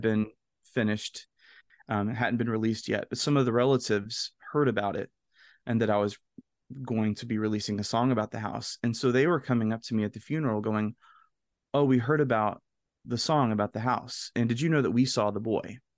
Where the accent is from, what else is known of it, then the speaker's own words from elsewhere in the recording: the South, United States; kid growing up in the South